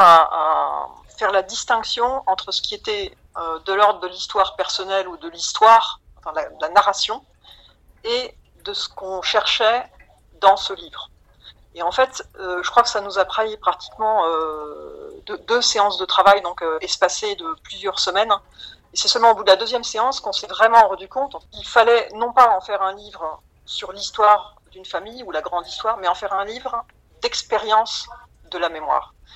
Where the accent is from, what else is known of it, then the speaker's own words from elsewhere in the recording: Metz, Grand Est, France; je suis originaire de Metz